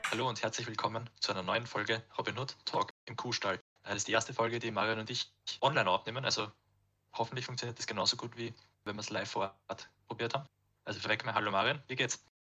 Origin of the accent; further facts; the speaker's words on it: Austria; bei uns in Österreich